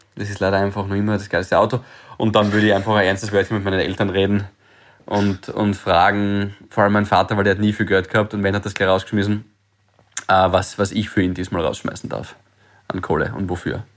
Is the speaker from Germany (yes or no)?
no; Graz, Styria, Austria; moved away as an adult; also born or lived in Vienna; ich bin ja jedes Wochenende heimgefahren. Graz, Freitag, erster Zug